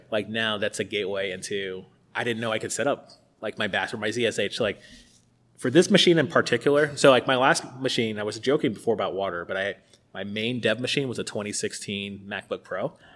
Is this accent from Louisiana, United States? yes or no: no; Tampa, Florida, United States; moved away; I'm from Tampa, it's the University of South Florida